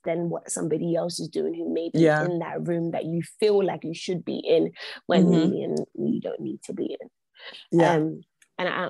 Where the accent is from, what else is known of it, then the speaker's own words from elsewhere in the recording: London, United Kingdom; I was born and bred in London, born and raised St. Thomas' Hospital, grew up in Brixton